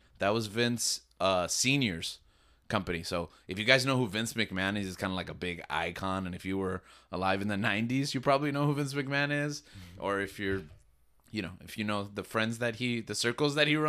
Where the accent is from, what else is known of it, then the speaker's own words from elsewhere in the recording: New York, United States; born there; So my dad was from New York, and I was born in New York.